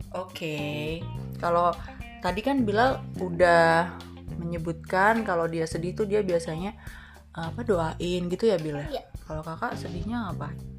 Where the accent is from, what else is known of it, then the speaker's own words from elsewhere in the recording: Banjarnegara, Central Java, Indonesia; asli Banjarnegara